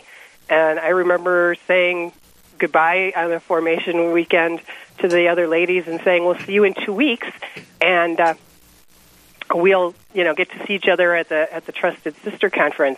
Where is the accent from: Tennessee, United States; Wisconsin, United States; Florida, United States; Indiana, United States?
Wisconsin, United States; moved away as an adult; now in North Dakota, United States; I grew up in Wisconsin, so I'm a Midwest girl, and but we moved to North Dakota about 12 years ago